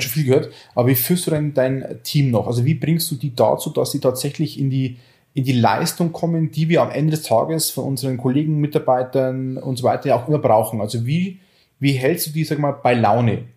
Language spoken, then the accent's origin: German; Oberviechtach, Bavaria, Germany; aus Oberfichtach, also aus meiner Heimat